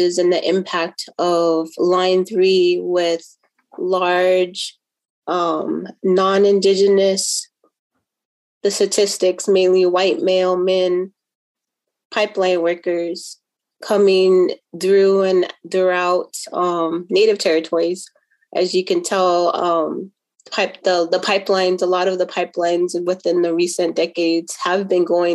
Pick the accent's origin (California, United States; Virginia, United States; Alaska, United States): California, United States; Los Angeles; also born or lived in Twin Cities, Minnesota; now in Minneapolis–Saint Paul, United States; I grew up in Los Angeles area. I now make my home in Twin Cities area.